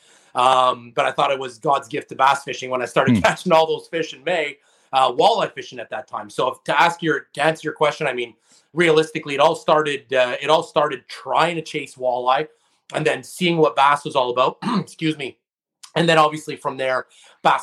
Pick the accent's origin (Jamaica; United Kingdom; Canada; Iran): Canada; Montreal, Quebec; I'm born and raised just actually on the island of Montreal. So, I'm from Montreal